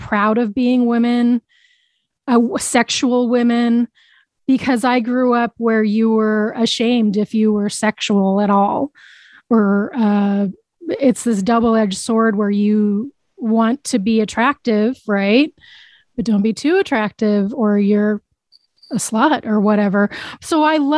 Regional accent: Boise, Idaho, United States; born or raised there

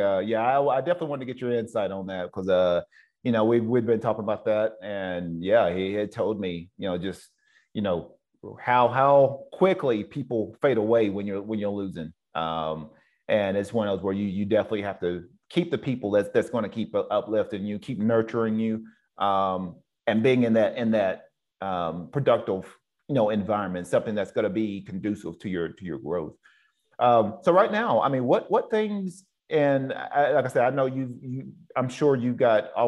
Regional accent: the South, United States; now in West Coast, United States; I'm from the South, so we're raised up a little bit different than men out here on the West Coast

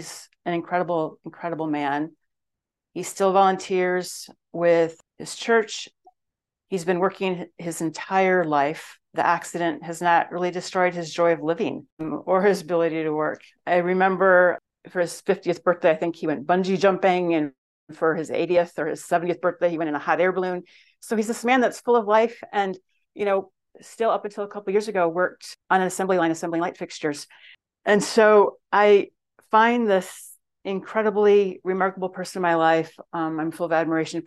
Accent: West Michigan, United States; I grew up in West Michigan

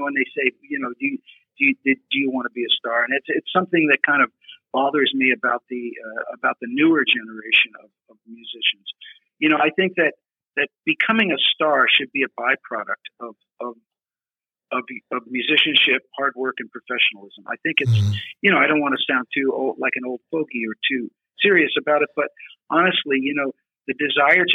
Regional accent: Pennsylvania, United States; I grew up in Pennsylvania

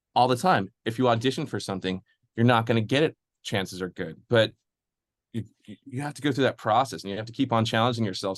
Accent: Midwest, United States; I'm from the Midwest too

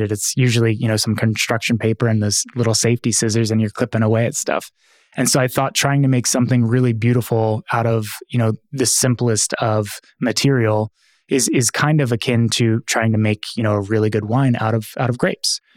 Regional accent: Philadelphia, Pennsylvania, United States; moved away; growing up in Philadelphia

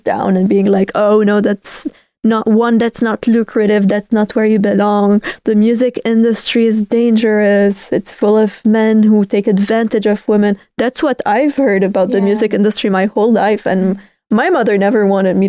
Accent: Beirut, Beirut Governorate, Lebanon; moved away as an adult; also born or lived in Denmark / Spain; I definitely was born and raised in Lebanon

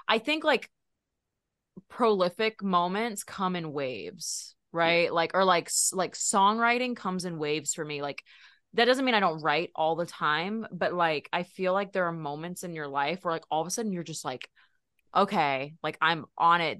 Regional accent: Texas, United States; I'm from Texas

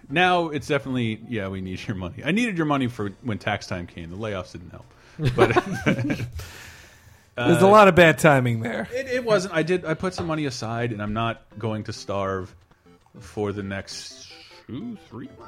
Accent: Florida, United States; moved away; I'm from. I grew up. Florida.

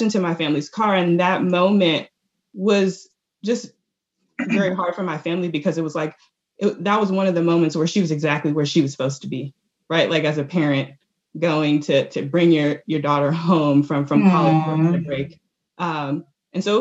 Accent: Washington, District of Columbia, United States; I was born in Washington, D.C.

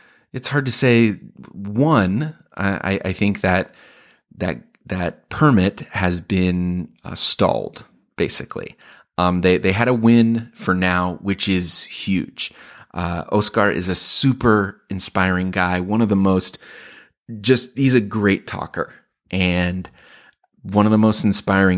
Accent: Chicago, Illinois, United States; I am a comedian from Chicago

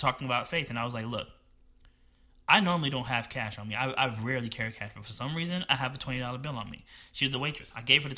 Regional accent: New Jersey, United States; moved away; I'm from New Jersey and I grew up poor

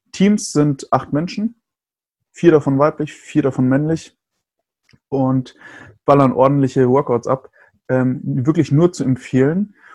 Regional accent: Germany

